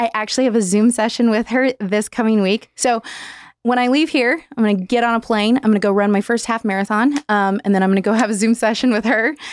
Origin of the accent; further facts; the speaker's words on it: Southern California, United States; moved away; also born or lived in Nevada; I was born in SoCal